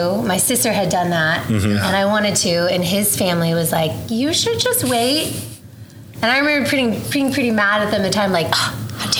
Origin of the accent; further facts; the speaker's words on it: Oklahoma, United States; Well, I was born and raised here in Oklahoma. I grew up actually living on the same two streets my entire life, Rockwell and Council.